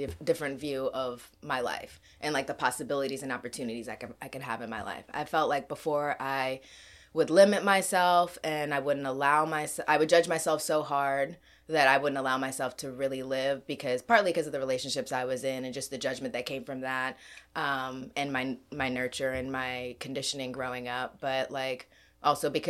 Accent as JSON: {"language": "English", "country": "Kenya", "moved": "yes", "said": "I'm also from Kenya"}